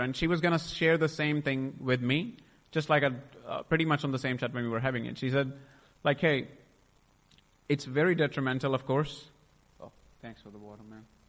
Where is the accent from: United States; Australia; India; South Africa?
India; I was born in India in a beautiful family uh, with a Sikh background